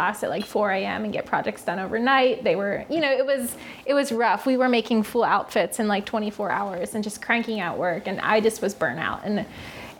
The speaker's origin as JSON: {"language": "English", "town": "Lancaster", "region": "Pennsylvania", "country": "United States", "tie": "born or raised there", "also_born_or_lived": "Savannah, Georgia", "said": "I'm from Lancaster, born and raised"}